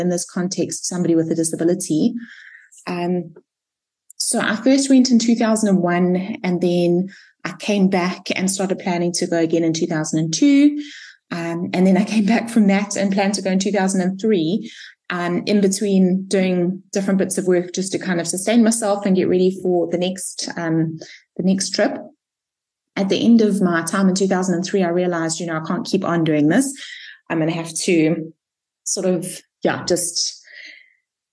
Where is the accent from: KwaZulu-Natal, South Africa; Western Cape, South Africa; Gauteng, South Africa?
KwaZulu-Natal, South Africa; Durban; also born or lived in United States; I was born and raised in Durban, and I've spent most of my life here, except for a bit of time spent in the States